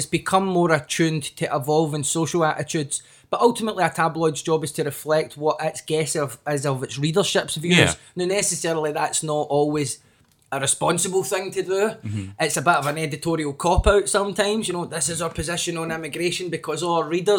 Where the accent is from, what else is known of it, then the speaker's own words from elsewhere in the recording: Scotland, United Kingdom; the position the Daily Record took on decriminalisation of drugs is one that I was very proud of as a Scottish person, as a consumer of Scottish news